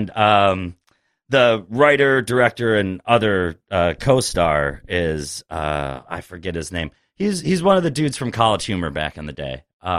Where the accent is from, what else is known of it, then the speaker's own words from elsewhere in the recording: New York City, New York, United States; I'm from New York City.